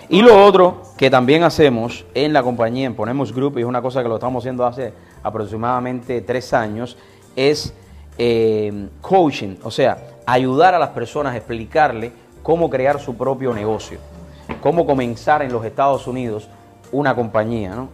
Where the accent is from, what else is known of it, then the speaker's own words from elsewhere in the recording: Cuba; moved away as an adult; now in United States; Llegué de Cuba hace 22 años